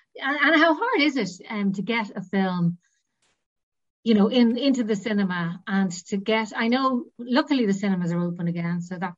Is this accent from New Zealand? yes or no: no; Dublin, Leinster, Ireland; moved away as an adult; now in Northern Ireland, United Kingdom; I'm actually from Dublin, so I didn't grow up here. But I remember when I came up here at first, and it was in the late 90s